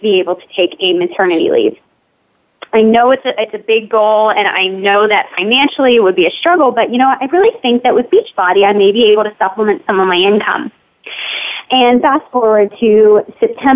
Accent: Pittsburgh, Pennsylvania, United States; I am from Pittsburgh, Pennsylvania.

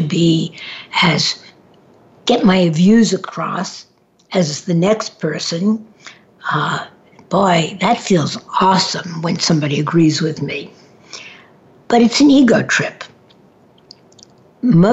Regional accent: New York City, New York, United States; moved away; I grew up in Manhattan for a period of time

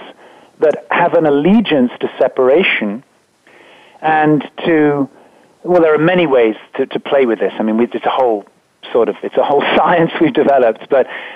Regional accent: England, United Kingdom; I was brought up in England

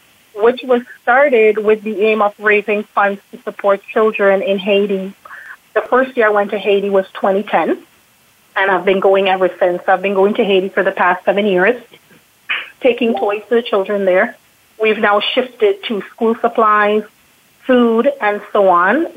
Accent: Trinidad & Tobago; now in Toronto, Canada; I am originally from Trinidad and Tobago

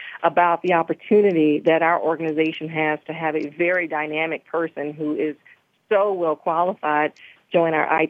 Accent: Thomasville, Georgia, United States; moved away; also born or lived in Jupiter, Florida / Richmond, Virginia; I am from Thomasville, Georgia, so I am from Southern Georgia

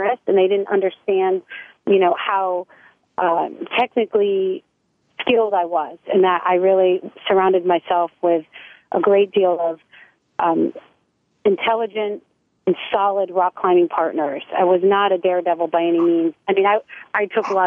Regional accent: New England, United States; moved away as an adult; also born or lived in Maine / Arizona / California; I grew up very close with my family. We're from New England

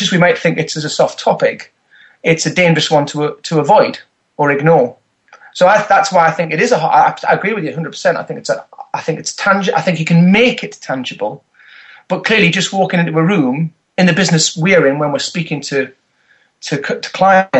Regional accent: north of England, United Kingdom; accent: Northern; also born or lived in Berkshire; now in South of England, United Kingdom; I am from the north of England

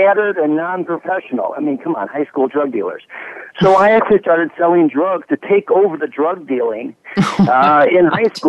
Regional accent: Chicago, Illinois, United States; moved away as an adult; also born or lived in Dallas / Washington, D.C.; born and raised in Chicago

